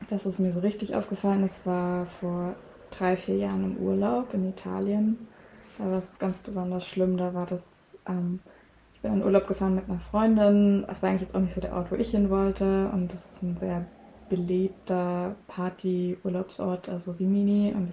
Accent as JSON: {"language": "German", "region": "Saxony", "country": "Germany", "said": "ich komme zwar aus Sachsen, aber ich spreche auch gar kein Sächsisch."}